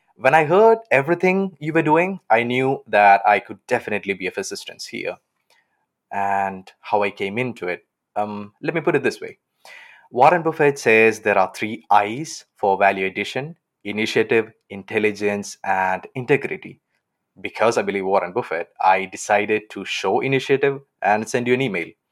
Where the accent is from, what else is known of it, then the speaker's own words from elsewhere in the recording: Kerala, India; now in Aachen, Germany; I'm from Kerala on the south side of India